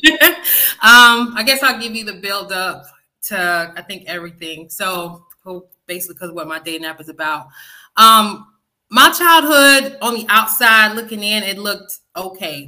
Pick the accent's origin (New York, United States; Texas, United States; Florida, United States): Florida, United States; West Palm Beach; accent: country twang; also born or lived in Fort Lauderdale, Florida; now in Georgia, United States; I'm, I'm originally from West Palm Beach. That's my hometown, even though I feel like I've been in Georgia forever.